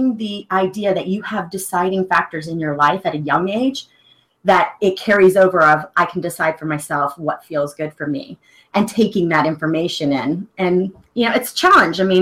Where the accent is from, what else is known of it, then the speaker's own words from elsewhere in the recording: the South, United States; I was raised in the South, and, you know, pretty little Southern girl, stays quiet